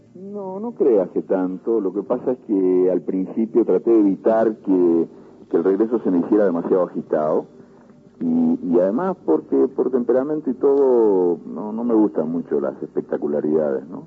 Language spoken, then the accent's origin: Spanish; Montevideo, Uruguay; moved away as an adult; also born or lived in La Aguada, Montevideo / Madrid; en La Guada y me crié en, en el buceo.